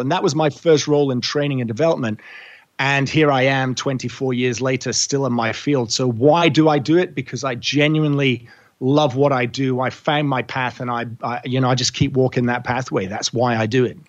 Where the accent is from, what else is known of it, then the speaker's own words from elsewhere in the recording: Scotland, United Kingdom; moved away as an adult; also born or lived in England / Edinburgh / Europe; now in Australia; I was born in England, raised in Scotland, fermented in Europe and through several round world trips living out of cases. And then Australia has been home for almost two decades.